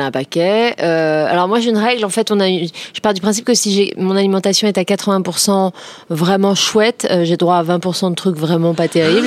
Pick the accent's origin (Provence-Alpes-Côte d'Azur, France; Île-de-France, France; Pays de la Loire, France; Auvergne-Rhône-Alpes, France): Île-de-France, France; Créteil; j'ai grandi à Créteil